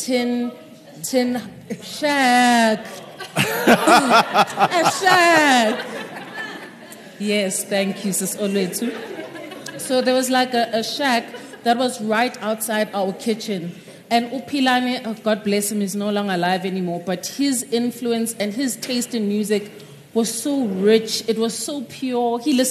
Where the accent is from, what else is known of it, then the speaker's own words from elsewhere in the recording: South Africa; first language Zulu; English is a second language; I was terrified of writing in isiZulu, which is my mother tongue.